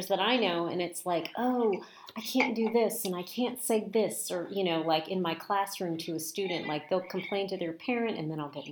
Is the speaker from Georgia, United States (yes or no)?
yes; suburbs of Atlanta, Georgia, United States; we grew up in the suburbs of Atlanta